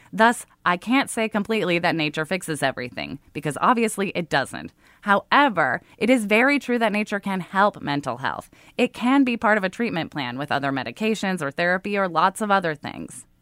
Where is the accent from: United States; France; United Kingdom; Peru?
United States; Oregon; I grew up in Oregon